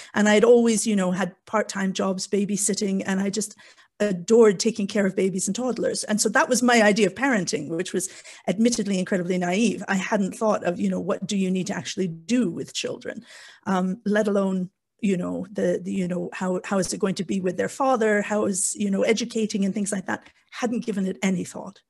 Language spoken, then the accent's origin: English; Canada; moved away as an adult; also born or lived in South Wales, United Kingdom; now in Wales, United Kingdom; as you can probably tell from my bizarre accent, I'm born and raised in Canada, but I've been in the U K for, oh gosh, the last twenty-three, twenty-four years